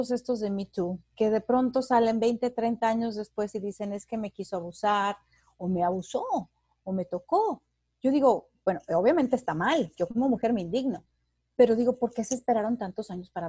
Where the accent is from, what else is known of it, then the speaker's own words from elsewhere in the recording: Mexico; yo que soy mexicana, en México, que estabas acostumbrada a ver a los compañeros de trabajo